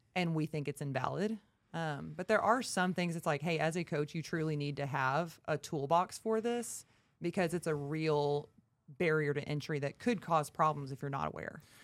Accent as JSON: {"language": "English", "town": "Texarkana", "country": "United States", "said": "from Texarkana, been at B P R now for over four and a half years"}